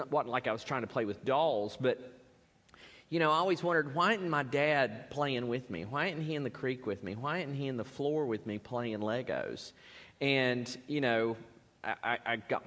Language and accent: English; Spartanburg, South Carolina, United States; I was raised in Baptist church, First Baptist Church, Spartanburg, dedicated as a baby, there every time the doors were open